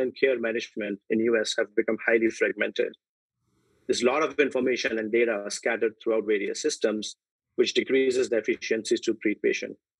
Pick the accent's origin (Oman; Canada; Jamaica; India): India; moved away as an adult; also born or lived in United Kingdom; now in United States; I was born and raised in India, where I did my medicine training from Mumbai